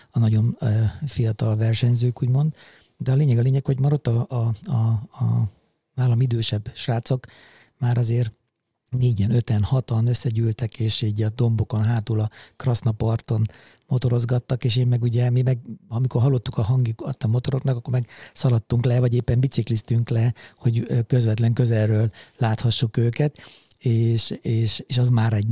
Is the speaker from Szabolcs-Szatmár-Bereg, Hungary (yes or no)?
yes; Mátészalka, Szabolcs-Szatmár-Bereg, Hungary; now in Budapest, Hungary; Igazából én vidéki srácként nőttem föl, és ugye egészen 92-ig, tehát addig az az időpont, amikor fölkerültem Budapestre, addig szabolcs már Bereg megyéből ugye származom, és azon belül is Máté Szalkáról